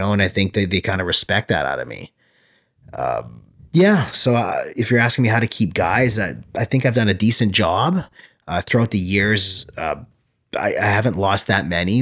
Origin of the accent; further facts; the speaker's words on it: small town near Winnipeg, Manitoba, Canada; also born or lived in Moncton, New Brunswick; in grade five, sorry, moved back and grew up in a small town